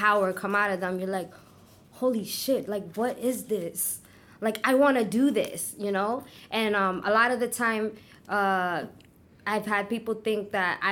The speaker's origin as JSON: {"language": "English", "town": "New York City", "region": "New York", "country": "United States", "tie": "born or raised there", "said": "I was born and raised in Brooklyn."}